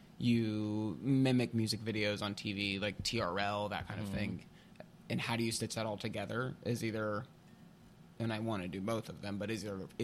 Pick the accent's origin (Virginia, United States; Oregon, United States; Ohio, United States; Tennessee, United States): Tennessee, United States; Pigeon Forge; moved away as an adult; now in New York, United States; I'm from Pigeon Forge, Tennessee, same hometown as Dolly Parton.